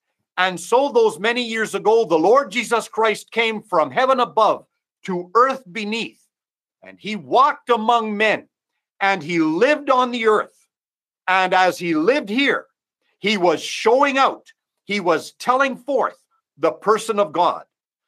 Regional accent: Mexico; Obviously, I'm from Mexico, and I do not know most or hardly any that might be listening to the webinar this evening.

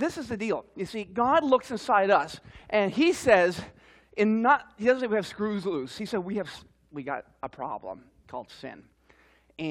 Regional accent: Newfoundland and Labrador, Canada; I'm from Newfoundland, and we speak kind of funny up there

